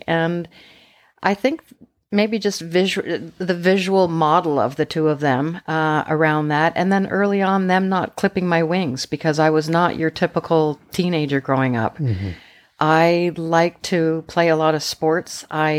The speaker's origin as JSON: {"language": "English", "town": "Montreal", "region": "Quebec", "country": "Canada", "tie": "born or raised there", "also_born_or_lived": "Tønsberg, Norway", "lives_now": "Vancouver Island, Canada", "said": "I was born in Norway, born in Tønsberg, Norway. And then my parents immigrated to Canada when I was a year old, initially to Montreal, but I live on Vancouver Island in British Columbia"}